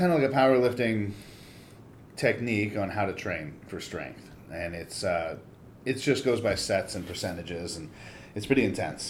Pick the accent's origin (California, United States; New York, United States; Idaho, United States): California, United States; Monrovia; I grew up in Monrovia.